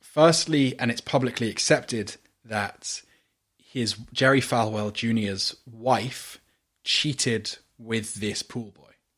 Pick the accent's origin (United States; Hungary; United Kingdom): United Kingdom; accent: British; I am a non-white British person.